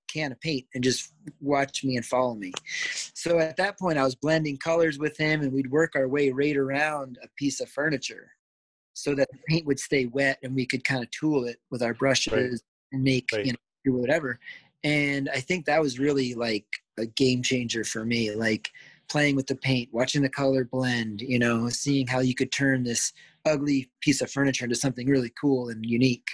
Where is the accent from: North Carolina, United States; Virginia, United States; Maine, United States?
Maine, United States; Down East; I was born and raised in Down East Maine, near Acadia